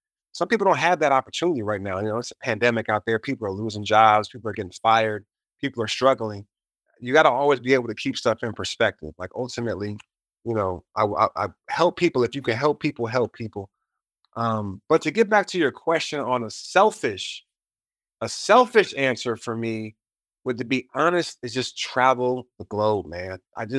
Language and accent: English; United States; Especially as an American, we have the most COVID cases right now.